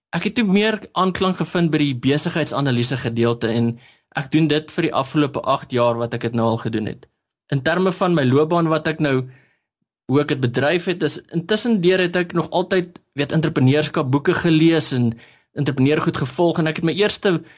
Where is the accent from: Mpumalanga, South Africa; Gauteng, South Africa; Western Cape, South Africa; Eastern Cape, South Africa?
Mpumalanga, South Africa; Standerton; now in Hartbeespoort, South Africa; ek kom van Standerton af. Nou ek eh, het daar skool gegaan en groot geword